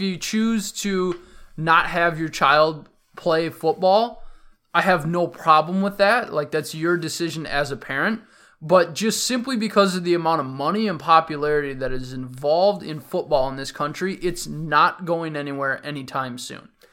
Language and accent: English; Minnesota, United States; the Minnesotan in me